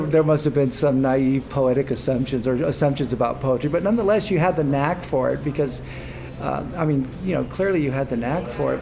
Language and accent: English; Fresno, California, United States; I'm from Fresno